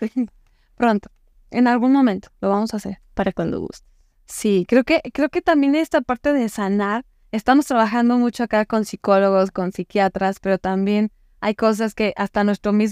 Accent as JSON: {"language": "Spanish", "town": "Yurécuaro", "region": "Michoacán", "country": "Mexico", "said": "Michoacán. Soy de Yurecuero, Michoacán."}